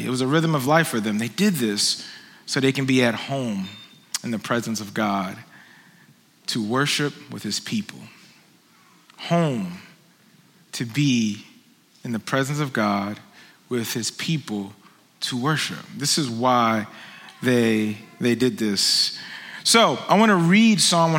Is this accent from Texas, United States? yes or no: no; Philadelphia, Pennsylvania, United States; now in Phoenix, United States; I am from Philly